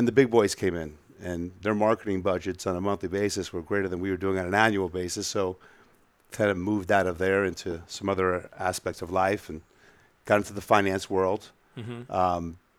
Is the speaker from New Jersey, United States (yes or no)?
yes; Edison, New Jersey, United States; also born or lived in Miami; Born and raised Edison, New Jersey. Went to a little prep school over there. Came down to school in South Florida, Miami